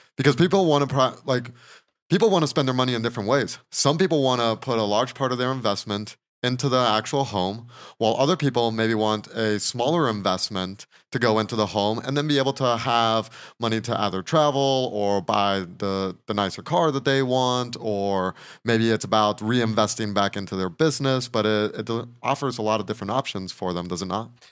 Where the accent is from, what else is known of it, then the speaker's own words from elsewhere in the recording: Mexico; now in Asheville, United States; I was born and raised in Mexico